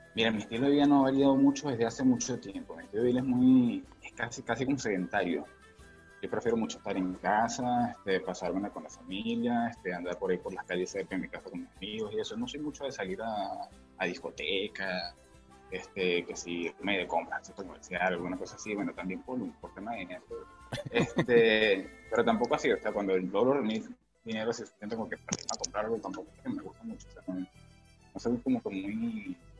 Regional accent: San Fernando de Apure, Apure, Venezuela; moved away as an adult; now in Lima, Peru; Vengo de San Fernando de Apure, Venezuela, al sur de Venezuela, este pueblo llanero

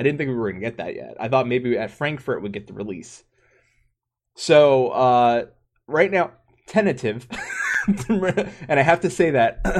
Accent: Japan; first language Japanese; English is a second language; Japanese is my mother tongue.

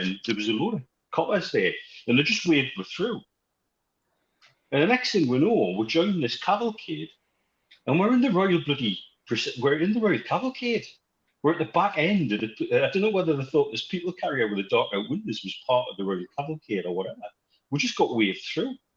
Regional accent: Wallsend, North East England, United Kingdom; we're from Walls End as well

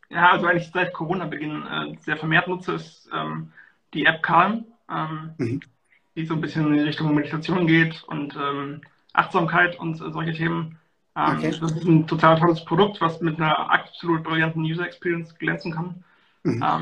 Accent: North Rhine-Westphalia, Germany; ich komme hier aus der Nähe von Köln

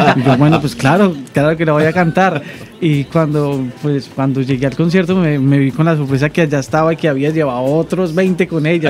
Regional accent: Colombia; accent: Colombian; moved away as an adult; now in Dominican Republic; yo soy un cantautor colombiano, como... Eh, se pueden dar cuenta por mi acento

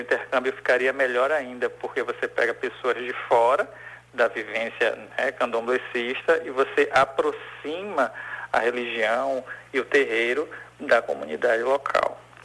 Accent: Salvador, Bahia, Brazil; also born or lived in Feira de Santana; Sou nascido em Feira de Santana e vim para Salvador ainda bem novinho

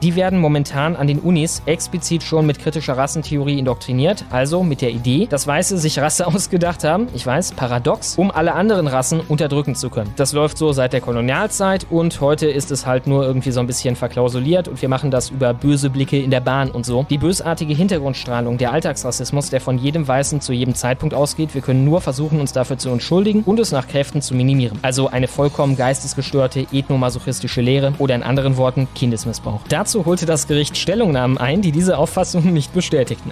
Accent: Krefeld, North Rhine-Westphalia, Germany; Ich komme zwar nicht aus Hagen, sondern aus Krefeld, aber ich war da auch auf dem Ricarda Hochgymnasium

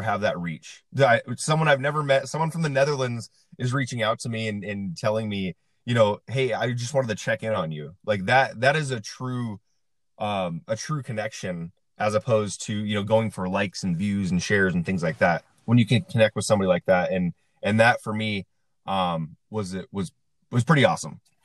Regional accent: Central Washington, United States; now in Las Vegas, United States; I'm from Central Washington in a town of about uh, around 2,000 people

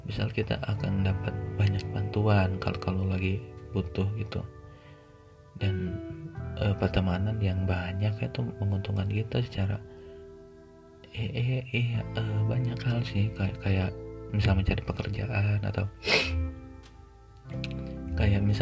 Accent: Subang, West Java, Indonesia; aku kuliah di Bandung uh, dan dan itu rantau karena aku aslinya Subang

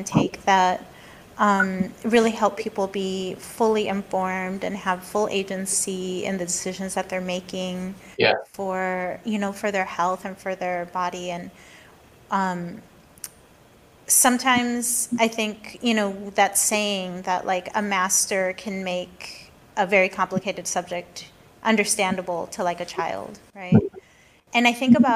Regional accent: Mexico City, Mexico; moved away; I grew up in Mexico City

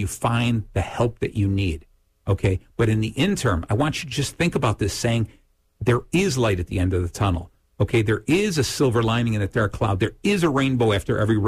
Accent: Lake Zurich, Illinois, United States; in Lake Zurich, my hometown, we do an event

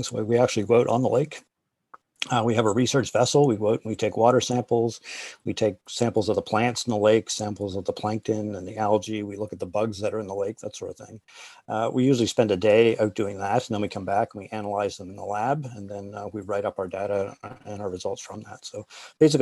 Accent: East Coast, Atlantic Canada, Canada; moved away; I grew up on the East Coast. So there was a giant ocean beside us

